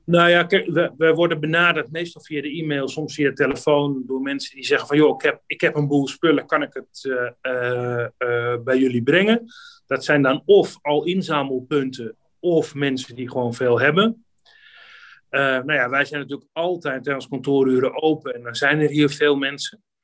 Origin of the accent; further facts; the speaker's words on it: Amsterdam, North Holland, Netherlands; ik ben een Amsterdammer